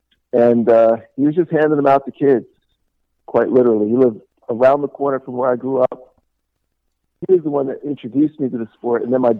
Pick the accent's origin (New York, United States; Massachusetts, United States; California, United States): New York, United States; Stony Brook; I grew up in Stony Brook, Long Island.